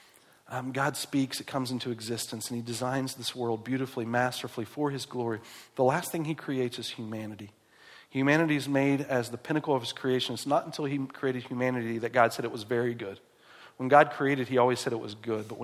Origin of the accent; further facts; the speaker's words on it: West Virginia, United States; moved away; I grew up in West Virginia